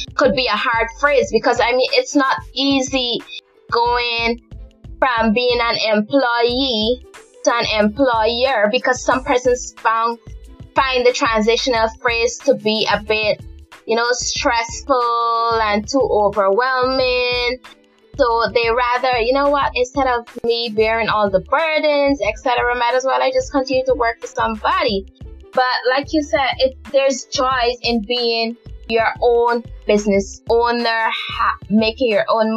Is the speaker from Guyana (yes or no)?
yes; Guyana; I was born and raised in Guyana.